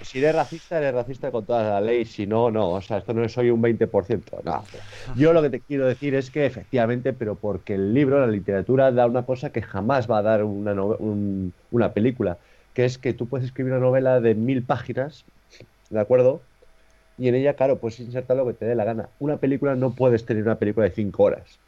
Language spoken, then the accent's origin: Spanish; Torrelavega, Cantabria, Spain; la biblioteca de aquí de Torlavega, de, de mi ciudad